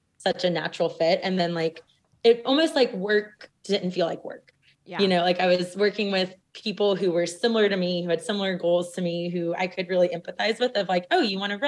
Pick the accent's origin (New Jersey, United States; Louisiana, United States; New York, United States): Louisiana, United States; South; growing up in South Louisiana